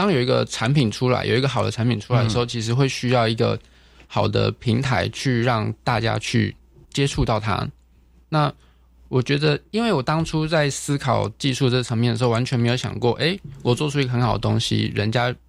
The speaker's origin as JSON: {"language": "Chinese", "region": "Chiayi", "country": "Taiwan", "moved": "as an adult", "lives_now": "Kaohsiung, Taiwan", "said": "呃，我是我是嘉义出生，呃， {S1} 嗯嗯嗯 {S3} 嘉义人这样子。我爸爸是嘉义人，然后我妈妈是屏东人。可是我是这七八年来到高雄"}